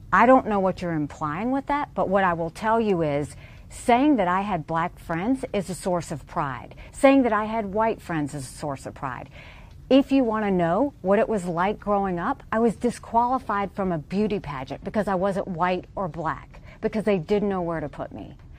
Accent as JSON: {"language": "English", "region": "Deep South", "country": "United States", "tie": "born or raised there", "said": "grow up in the deep south as a brown girl"}